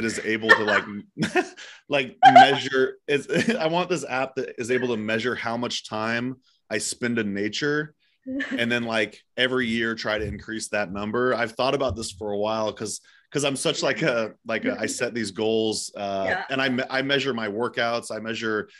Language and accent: English; Eugene, Oregon, United States; It's in Eugene, Oregon, my hometown